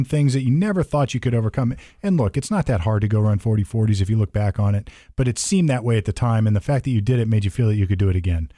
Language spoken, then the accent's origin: English; Sunbury, Ohio, United States; I came from Sunbury, Ohio